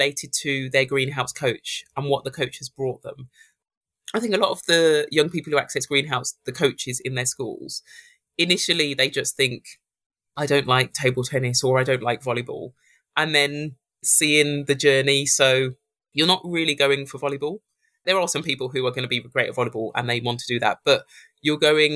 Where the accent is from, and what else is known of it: Birmingham, West Midlands, United Kingdom; born or raised there